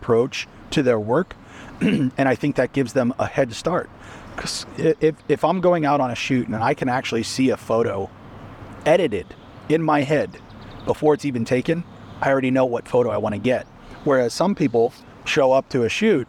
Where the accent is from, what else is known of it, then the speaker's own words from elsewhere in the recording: Pittsburgh, Pennsylvania, United States; also born or lived in Seattle, Washington / Illinois; now in Georgia, United States; I was born and raised in Pittsburgh, Pennsylvania